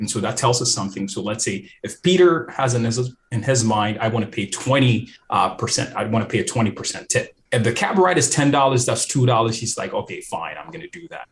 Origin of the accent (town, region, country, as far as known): Ghana; moved away